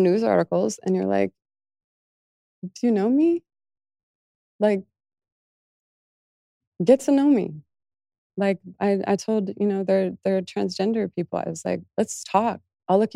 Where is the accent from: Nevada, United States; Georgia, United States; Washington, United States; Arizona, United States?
Nevada, United States; Las Vegas; growing up in Las Vegas